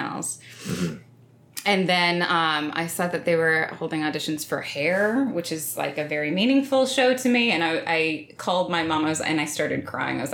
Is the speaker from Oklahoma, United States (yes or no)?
yes; Stillwater, Oklahoma, United States; I grew up in Stillwater, Oklahoma, small town, Oklahoma